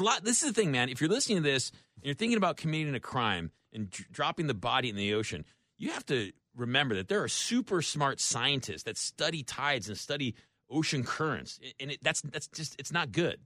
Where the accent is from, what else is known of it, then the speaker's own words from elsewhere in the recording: Tampa, Florida, United States; I'm from Tampa